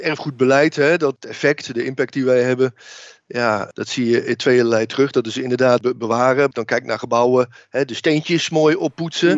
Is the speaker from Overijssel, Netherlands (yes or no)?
no; Oudenbosch, North Brabant, Netherlands; ik ben opgegroeid in Oudenbos westelijke eh, Brabant